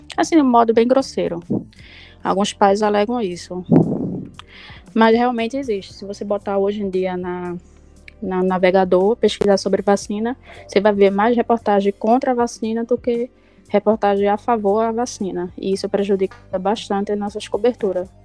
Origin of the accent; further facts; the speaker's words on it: Jaboatão dos Guararapes, Pernambuco, Brazil; sou de Jabotão mesmo